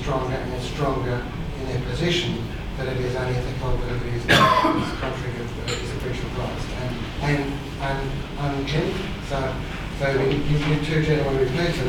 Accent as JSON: {"language": "English", "country": "Australia", "said": "I'm from Australia."}